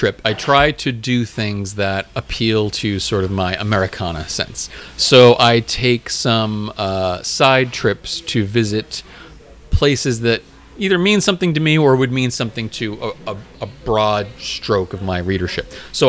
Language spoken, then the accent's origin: English; New York, United States; now in Philadelphia, United States; Citi Field is it's in my hometown